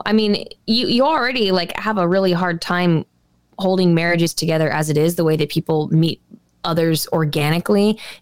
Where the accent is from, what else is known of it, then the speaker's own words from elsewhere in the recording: United States; I'm an American